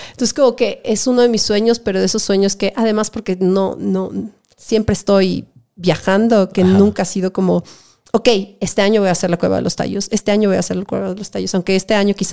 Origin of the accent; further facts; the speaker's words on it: Ecuador; Sobre todo como ecuatoriana